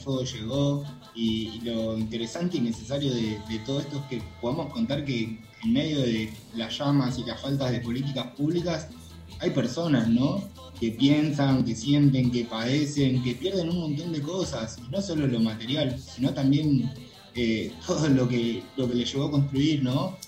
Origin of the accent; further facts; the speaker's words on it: Córdoba, Argentina; soy cordobés